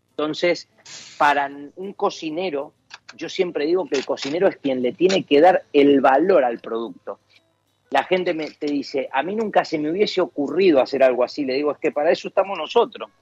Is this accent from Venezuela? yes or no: no; Argentina; moved away as an adult; now in Valencia, Spain; somos argentinos, que hemos nacido allá